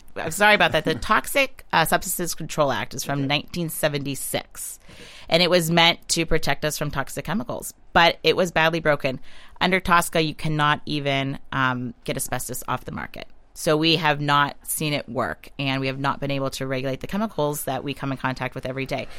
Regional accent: Western Pennsylvania, United States; I grew up in Western Pennsylvania. I grew up on Lake Erie.

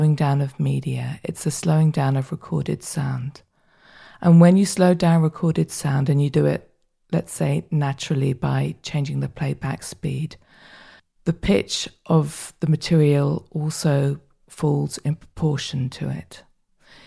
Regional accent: London, United Kingdom; moved away as an adult; now in Berlin, Germany; I was born in the United Kingdom and I grew up in southwest London, but now I live in Berlin

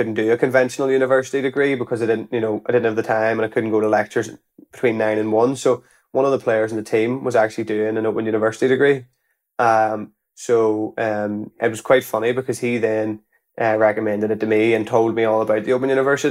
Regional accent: Belfast, Northern Ireland, United Kingdom; So I was from Belfast, and I was playing for a club in Belfast with the football, but it was more part-time.

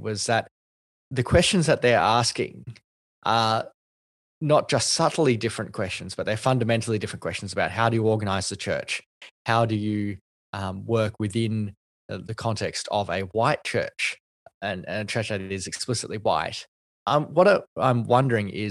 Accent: Australia; one of the whitest names that you can have as a Asian Australian.

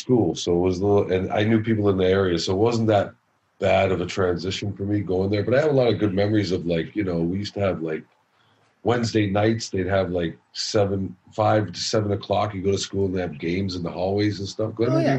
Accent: Scarborough, Ontario, Canada; Born and raised in Scarborough. Shaman and I used to say growing up, Scarborough bred, Scarborough dead.

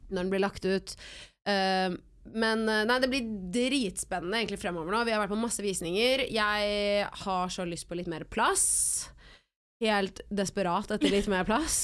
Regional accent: Oslo, Norway; jeg har lyst til å bo der hvor jeg er, rundt der hvor jeg er oppvokst.

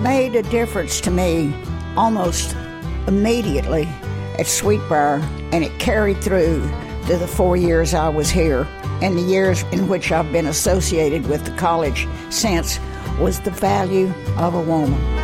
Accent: Amarillo, Texas, United States; moved away as an adult; also born or lived in New Mexico / Virginia; I was born in Central Texas as a Depression child, but I was taken to Amarillo at the age of six months, and that was where I was graduated

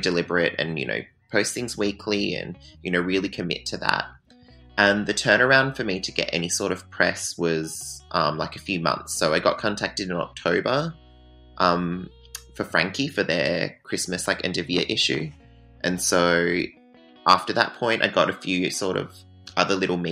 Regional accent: near Bunbury, Southwest Western Australia, Australia; I grew up in Southwest WA, in a town called Rowlands, which is like 15 minutes away from Bunbury

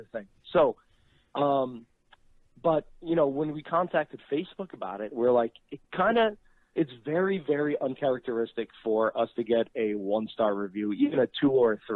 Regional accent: New Jersey, United States; born or raised there

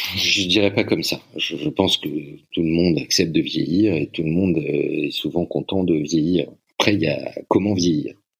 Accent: France

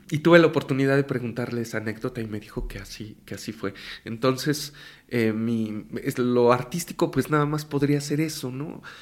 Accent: Mexico City, Mexico; Yo nací en la Ciudad de México, eh, mi padre es de la Huasteca Hidalguense, es, de Pachuca. Mm. Mi madre es de acá, de México y toda su familia. Y, yo nací aquí en la Ciudad de México.

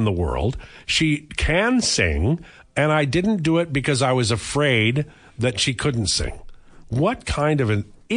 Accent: Maple Ridge, British Columbia, Canada; When I was a kid growing up in Haney in Maple Ridge, I'd have a slicker and I'd have gumboots walking home

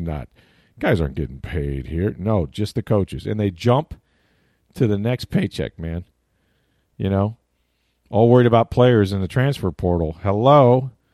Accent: Florida, United States; I grew up in Florida

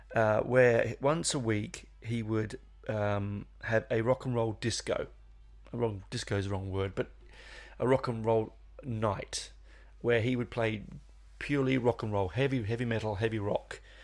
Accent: London, United Kingdom; I grew up in London in the seventies

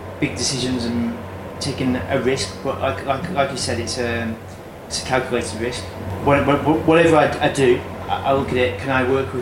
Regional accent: England, United Kingdom; moved away as an adult; now in Madrid, Spain; Being English

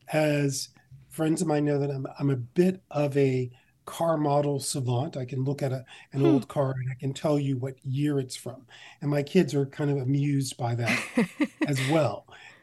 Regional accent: Mount Olive, United States; I grew up on an 80-acre farm outside of the town of Mount Olive. So it was kind of our own little world.

